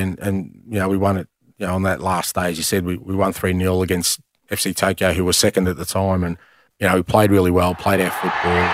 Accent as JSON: {"language": "English", "town": "Melbourne", "region": "Victoria", "country": "Australia", "tie": "born or raised there", "also_born_or_lived": "Greece", "moved": "as an adult", "lives_now": "Glasgow, United Kingdom", "said": "I grew up in Australia"}